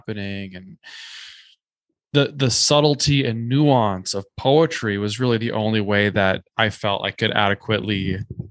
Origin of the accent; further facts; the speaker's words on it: Minnesota, United States; moved away as an adult; also born or lived in New York City / Culebra; I grew up in Minnesota